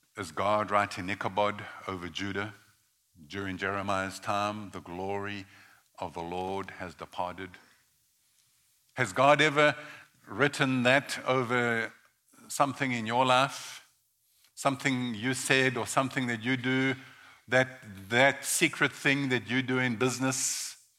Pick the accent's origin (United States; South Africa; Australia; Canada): South Africa; I was born in South Africa in the early 1960s, 1961 to be exact